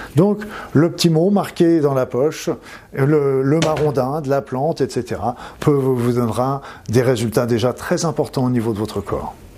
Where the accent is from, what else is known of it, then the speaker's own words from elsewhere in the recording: Normandy, France; je suis normand